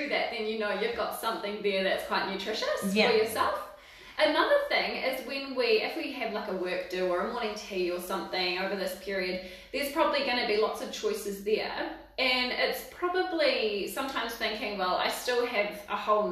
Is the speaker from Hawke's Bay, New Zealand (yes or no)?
yes; Waipukurau, Hawke's Bay, New Zealand; moved away as an adult; also born or lived in Dunedin; now in Palmerston North, New Zealand; I'm from Central Hawke's Bay